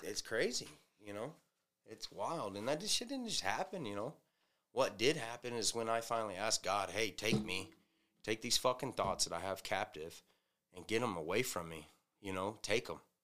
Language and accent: English; the South, United States; moved away; I'm from the South